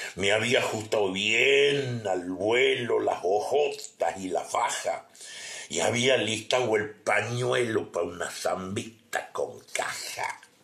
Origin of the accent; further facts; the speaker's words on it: Guachipas, Salta, Argentina; Guachipas, eh, Huachipas, un lugar donde yo nací, un pueblito donde yo nací